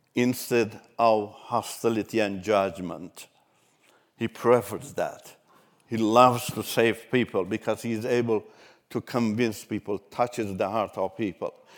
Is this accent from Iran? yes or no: yes; Iran; first language Turkish; English is a second language; moved away as an adult; also born or lived in Turkey; run away from Iran to Turkey. Turkish is my mother language